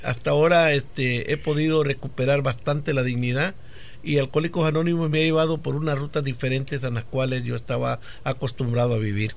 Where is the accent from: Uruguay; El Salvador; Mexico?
El Salvador; moved away; Allá en mi país, El Salvador